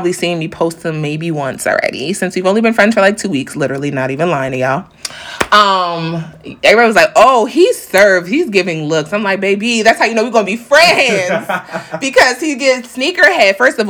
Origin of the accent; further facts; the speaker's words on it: New York City, New York, United States; I'm a New Yorker, okay. We're going to talk fast, period.